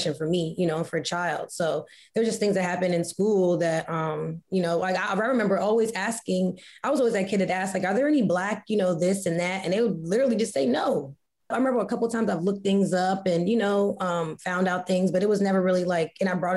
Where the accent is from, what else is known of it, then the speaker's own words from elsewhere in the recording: Woodbridge, Virginia, United States; also born or lived in Arlington, Virginia; I was born in Arlington, Virginia, but I grew up in Woodbridge, Virginia, part of the DMV, DC metro area.